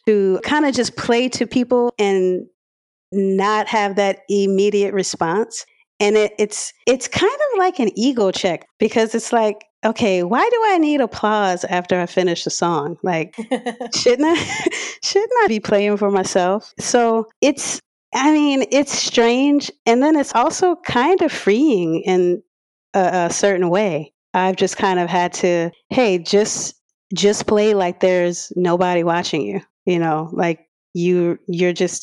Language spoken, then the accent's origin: English; Harvey, Louisiana, United States; I grew up in Harvey, and I recently moved from the West Bank, like 4 years ago or so. So yeah, I'm from the area. I'm a hometown girl